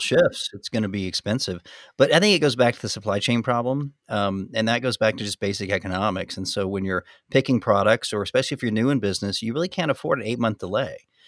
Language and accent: English; United States; I'm American.